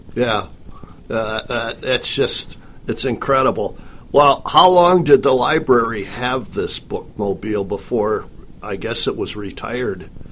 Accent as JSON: {"language": "English", "region": "Midwest", "country": "United States", "tie": "born or raised there", "moved": "yes", "said": "I grew up in the Midwest"}